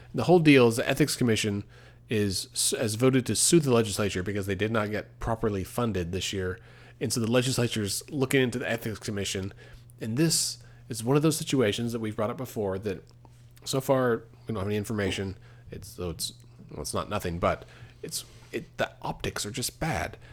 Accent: Texas, United States; now in Oklahoma, United States; growing up in Texas, for a long time, my optometrist was in Walmart

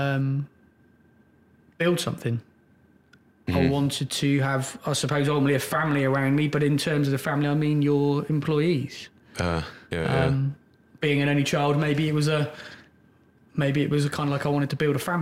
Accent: Oxfordshire, South East England, United Kingdom; I grew up in Oxfordshire.

